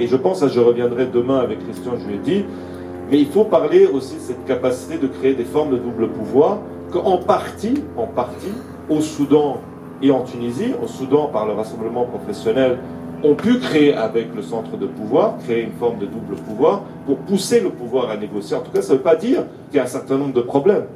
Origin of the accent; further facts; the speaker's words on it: Aleppo, Aleppo Governorate, Syria; moved away; also born or lived in Lebanon; Alep, où je suis originaire, dans les quartiers arméniens